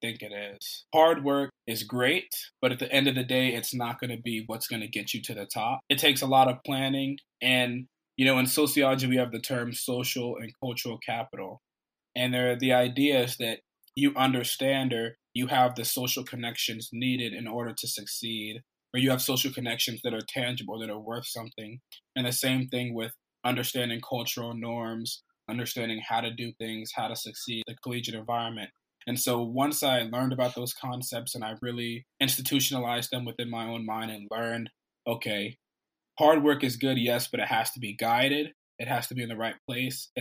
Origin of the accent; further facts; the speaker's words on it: Oklahoma, United States; moved away as an adult; now in Ithaca, United States; I'm from Oklahoma